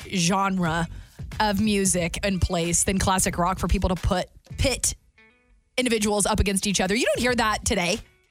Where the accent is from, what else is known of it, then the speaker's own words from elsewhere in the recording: the South, United States; I'm a gravy girl. I'm from the South.